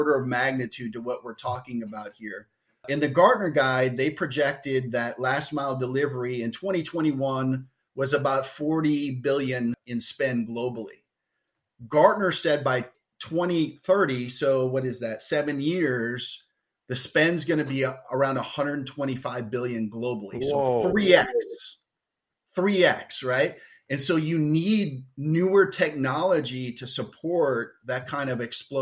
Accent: Detroit, Michigan, United States; born and raised in the Detroit area

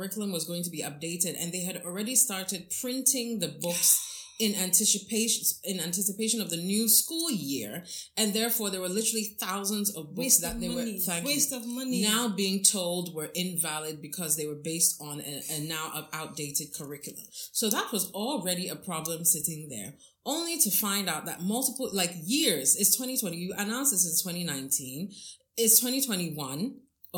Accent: Ghana; I'm a Ghanaian mm-hmm, citizen.

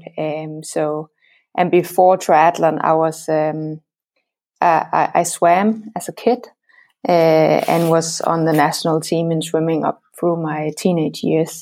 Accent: Denmark; I'm from Denmark

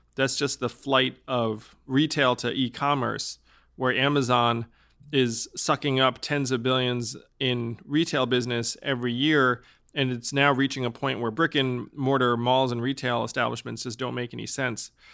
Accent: New York, United States; I'm from New York

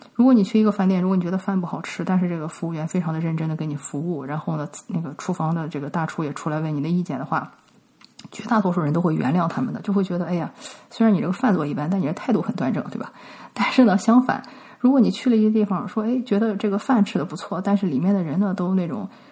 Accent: China; now in United States; 我们中国人

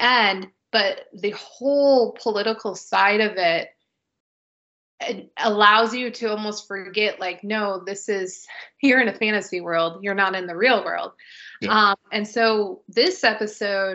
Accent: United States; we're American

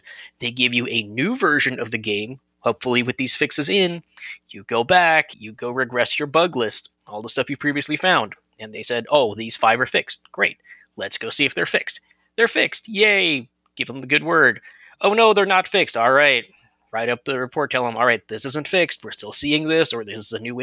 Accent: Los Angeles, California, United States; I'm originally from Los Angeles.

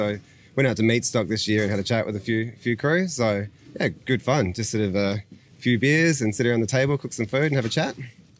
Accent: Adelaide, South Australia, Australia; So we're from Adelaide

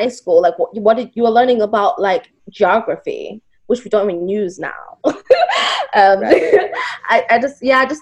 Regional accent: Ghana; moved away; I grew up in Ghana

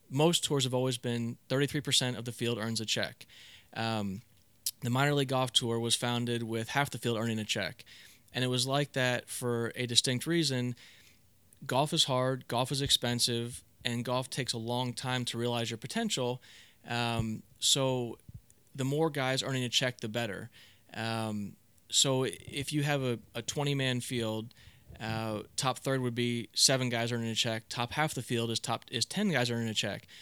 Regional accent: South Florida, United States; I grew up in South Florida.

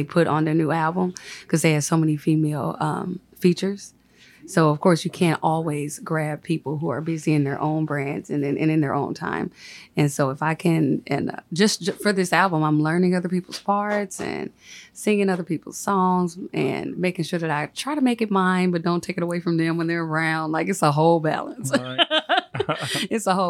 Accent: St. Louis, Missouri, United States; I'm from North County, St. Louis

